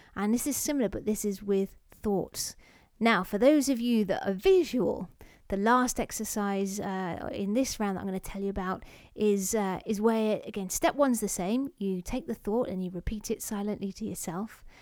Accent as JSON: {"language": "English", "region": "London", "country": "United Kingdom", "tie": "born or raised there", "said": "I was born in London, not Russia"}